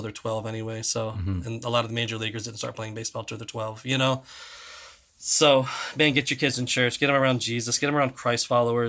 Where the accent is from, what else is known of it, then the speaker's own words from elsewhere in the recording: Florida, United States; also born or lived in Virginia; I grew up in South Florida, but not Central Florida.